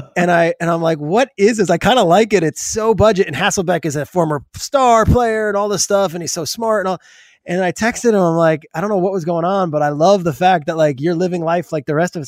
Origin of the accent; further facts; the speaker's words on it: New Jersey, United States; I grew up in New Jersey